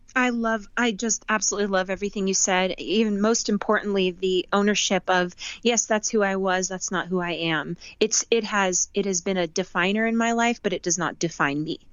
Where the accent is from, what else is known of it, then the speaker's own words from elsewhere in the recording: Las Vegas, Nevada, United States; also born or lived in Southern California / Boston; I moved to Vegas when I was 10.